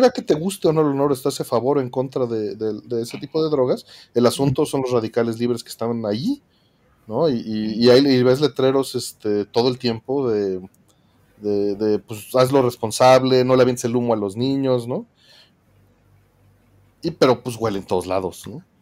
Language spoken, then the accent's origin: Spanish; Mexico City, Mexico; vengo de la Ciudad de México